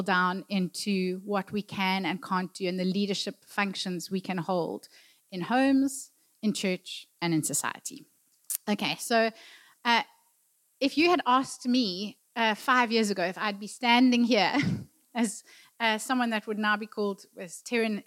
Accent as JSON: {"language": "English", "town": "Durban", "region": "KwaZulu-Natal", "country": "South Africa", "tie": "born or raised there", "said": "I grew up in Durban"}